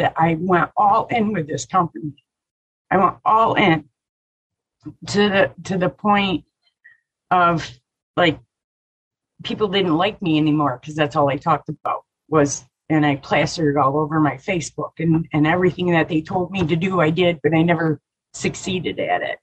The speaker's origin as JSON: {"language": "English", "region": "Michigan", "country": "United States", "tie": "born or raised there", "said": "I grew up in the middle of Michigan."}